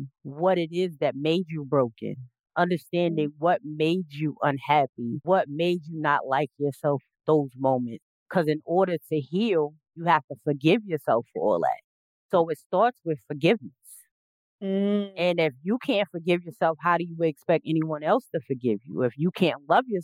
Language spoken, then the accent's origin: English; South Carolina, United States; moved away; I'm from originally from South Carolina